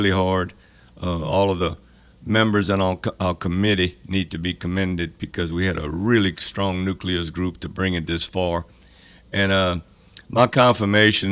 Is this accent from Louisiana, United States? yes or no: yes; Arnaudville, Louisiana, United States; I'm from Arnonville, Louisiana